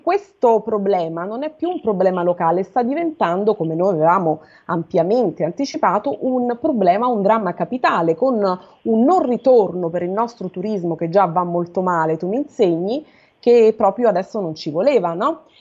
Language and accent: Italian; Rome, Lazio, Italy; io sono romana, mi collego da Roma